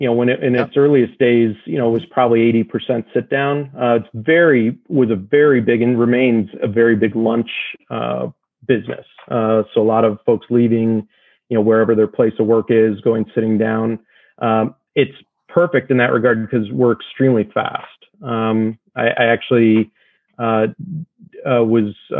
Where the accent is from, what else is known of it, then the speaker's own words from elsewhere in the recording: Midwest, United States; now in Los Angeles, United States; I'm not from LA originally. You know, I grew up in the Midwest